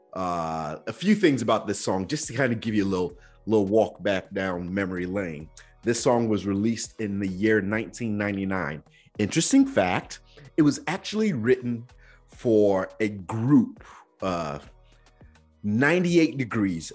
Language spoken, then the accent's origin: English; Nigeria; growing up in Nigeria